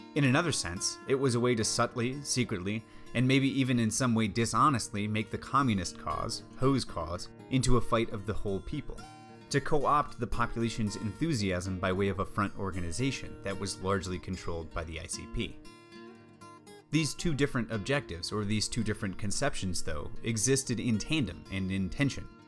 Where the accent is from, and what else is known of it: United States